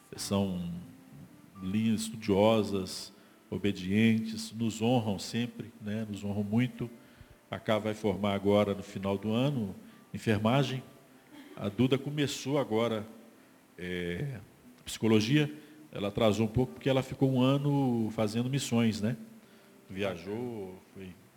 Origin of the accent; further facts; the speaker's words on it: Brazil; also born or lived in Barroca (neighbourhood); cresci lá, né, na Igreja Batista do bairro São Paulo